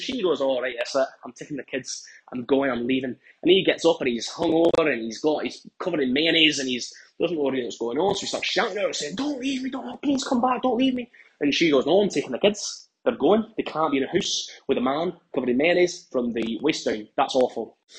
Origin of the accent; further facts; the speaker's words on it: Scotland, United Kingdom; now in London, United Kingdom; I'm from Scotland, but actually, I'm working in London right now for work. Right. So I've been here for about 6 months.